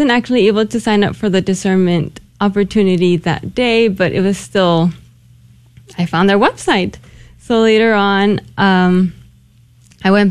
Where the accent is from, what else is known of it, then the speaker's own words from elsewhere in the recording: Las Vegas, Nevada, United States; I'm not from San Antonio. I'm actually from Las Vegas, Nevada.